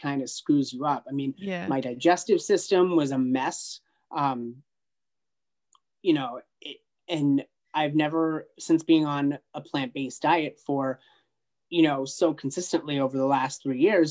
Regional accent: United States; I'm from the United States

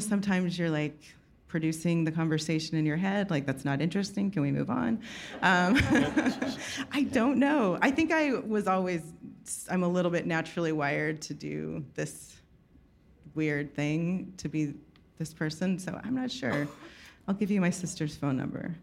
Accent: Texas, United States; moved away; also born or lived in New York; I'm from Texas

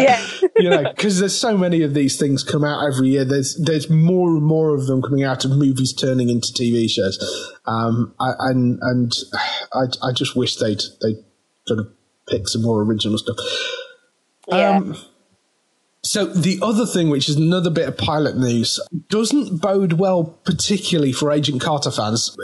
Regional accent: Midlands, United Kingdom; accent: Midlands; Midlands rather than northern.

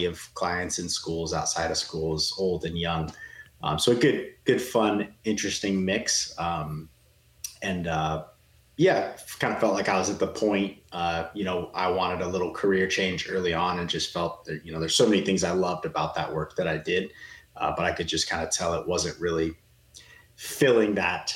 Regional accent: Portland, Oregon, United States; moved away as an adult; also born or lived in Southern California / Arizona; I was born and raised in Portland, Oregon. You know, so a Northwest guy at heart

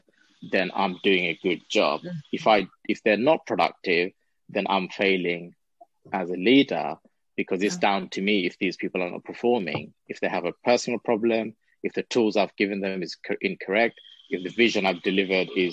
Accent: London, United Kingdom; growing up in London, in Tower Hamlets, where you're literally on bordering the city

